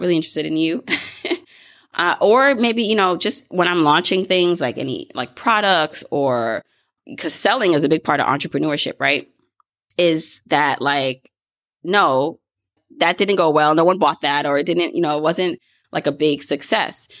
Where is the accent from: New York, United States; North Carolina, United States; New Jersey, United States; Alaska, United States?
New York, United States; Brooklyn; I grew up in Brooklyn